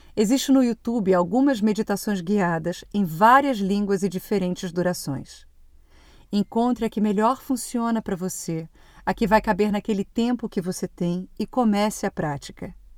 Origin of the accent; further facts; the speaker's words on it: Brazil; moved away as an adult; now in Portugal; E o ano que eu saí do Brasil foi muito intenso